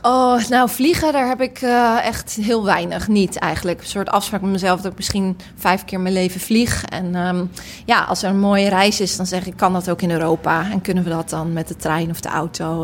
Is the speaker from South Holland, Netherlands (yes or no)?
yes; Rotterdam, South Holland, Netherlands; ik kom uit Rotterdam, ik spreek die taal